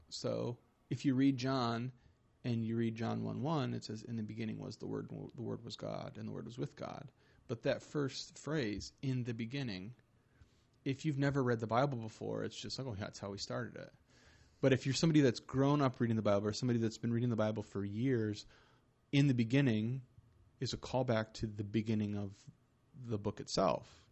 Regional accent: Michigan, United States; now in Fort Wayne, United States; I live here in Fort Wayne, Indiana, but I'm from Michigan

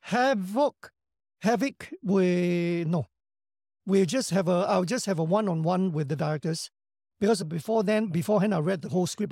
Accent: Singapore; I come from Singapore, not known to many

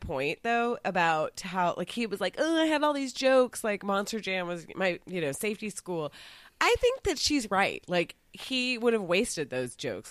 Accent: Dallas, Texas, United States; I grew up in Dallas. It's a city. I grew up in the middle of the city.

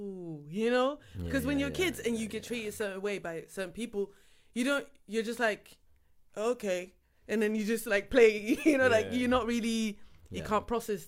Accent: Kalmthout, Flanders, Belgium; Yes, I'm mixed. Yes. And I grew up actually in Kalmthout, which is a small village.

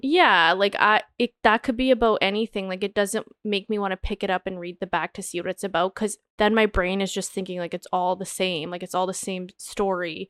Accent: Canada; growing up in Canada

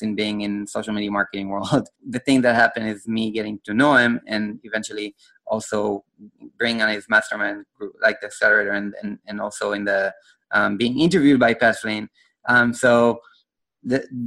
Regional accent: Israel; I'm from Israel

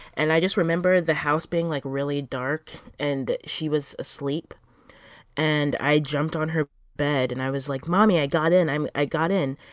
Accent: South Florida, United States; moved away as an adult; now in New York City, United States; I'm originally from South Florida

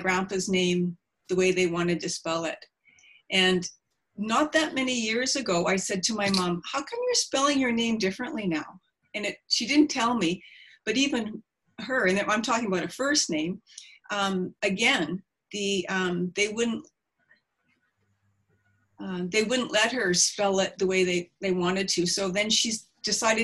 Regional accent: Prince Rupert, British Columbia, Canada; I grew up in Lahain, which is Prince Rupert

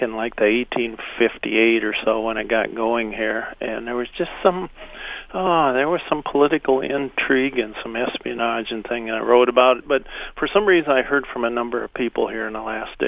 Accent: Minnesota, United States

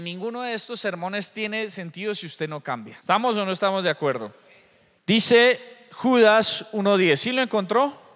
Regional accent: Colombia; Yo soy de Colombia

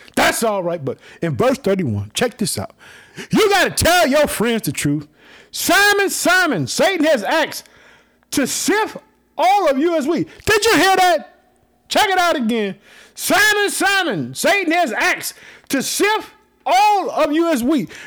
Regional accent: Illinois, United States; the people in Illinois, my home state. I live in the city of Chicago

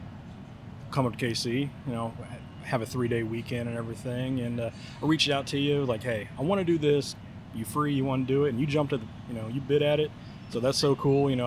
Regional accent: Kansas City, Missouri, United States; now in Little Rock, United States; I am in my hometown of Kansas City

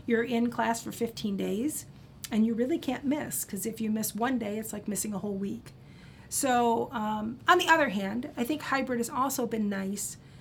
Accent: Cedar Rapids, Iowa, United States; originally, I grew up in Cedar Rapids, Iowa

